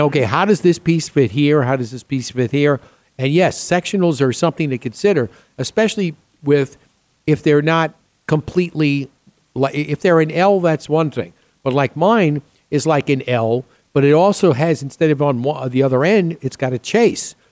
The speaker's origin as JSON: {"language": "English", "region": "New York", "country": "United States", "tie": "born or raised there", "also_born_or_lived": "Chicago / Boston", "moved": "yes", "said": "I grew up back east in New York"}